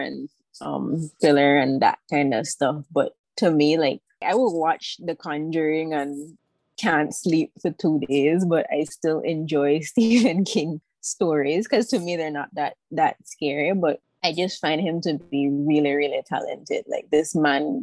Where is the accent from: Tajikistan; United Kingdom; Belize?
Belize; Belize City, Belize District; also born or lived in Taiwan; I am from Belize City, born and raised. I've spent most of my life here, except for the 4 years that I spent studying in Taiwan